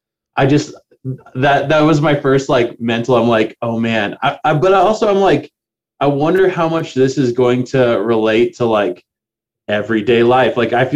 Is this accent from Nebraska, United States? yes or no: yes; Lexington, Nebraska, United States; I grew up in like Lexington, Nebraska